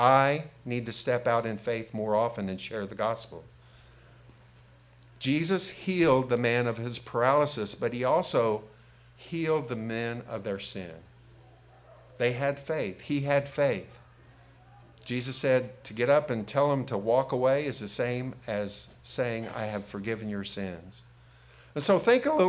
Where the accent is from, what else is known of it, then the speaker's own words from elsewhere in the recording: Robinson, Illinois, United States; also born or lived in Oblong, Illinois; I moved from Robinson to Oblong School District during my sophomore junior year.